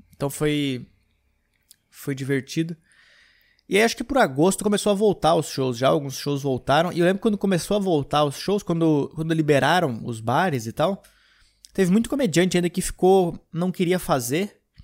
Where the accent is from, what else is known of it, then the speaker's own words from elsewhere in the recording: Gramado, Rio Grande do Sul, Brazil; now in São Paulo, Brazil; voltei para Gramado para ficar um tempo lá, uns dias. Foi bom porque fazia muito tempo que eu não ia para Gramado. Então, eu visitei a minha cidade natal novamente